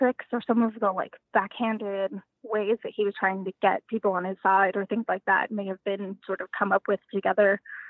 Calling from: Houston, Texas, United States; I am calling from, I'm calling from Houston, Texas.

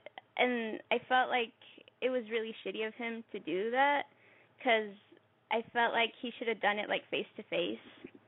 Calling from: Chicago, Illinois, United States; I'm 18, and I'm calling from Chicago.

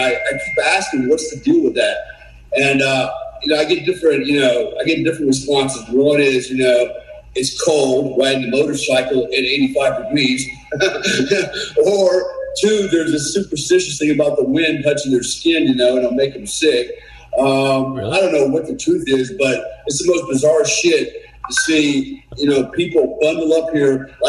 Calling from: Bali, Indonesia; also born or lived in Panama City Beach, Florida; Yeah, so obviously I'm calling from Bali. This is where we live. This is our home. We have a second home in Panama City Beach, Florida. But this is where we spend majority of our time.

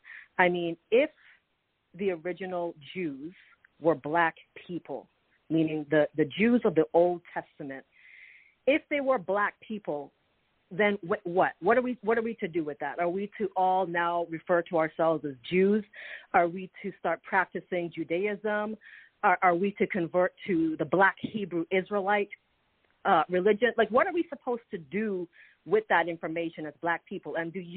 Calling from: Toronto, Ontario, Canada; I'm calling from Toronto, Canada.

